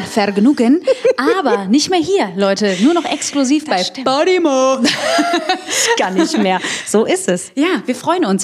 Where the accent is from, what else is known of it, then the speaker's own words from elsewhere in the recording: Heinsberg, North Rhine-Westphalia, Germany; now in Cologne, Germany; ich komme ja ursprünglich aus Heinsberg, ist ja nur eine Stunde weg.